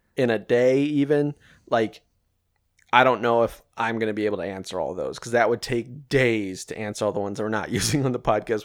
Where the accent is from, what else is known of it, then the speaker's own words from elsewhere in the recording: Midwest, United States; I grew up in the Midwest, what didn't grow up on a farm.